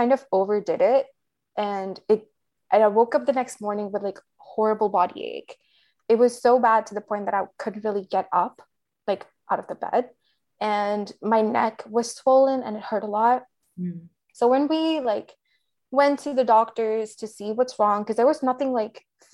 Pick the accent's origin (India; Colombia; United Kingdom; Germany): India; Delhi; moved away as an adult; now in United States; I grew up in Delhi.